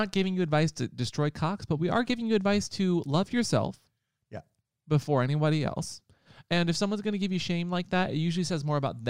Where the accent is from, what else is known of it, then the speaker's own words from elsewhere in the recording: Seattle, Washington, United States; I'm from Seattle and I have both done porn